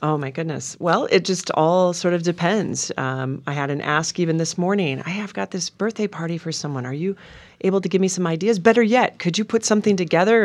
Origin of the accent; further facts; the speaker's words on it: Montana, United States; also born or lived in Minnesota; now in Oregon, United States; growing up in Montana